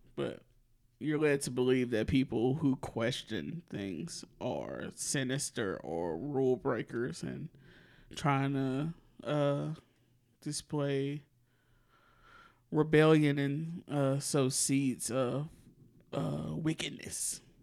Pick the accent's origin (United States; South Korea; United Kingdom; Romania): United States; the South; as a Southerner and a Democrat